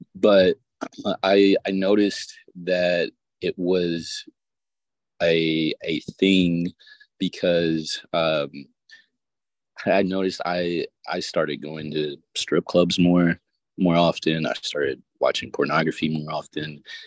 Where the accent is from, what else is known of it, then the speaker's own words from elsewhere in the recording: the South, United States; I'm from the South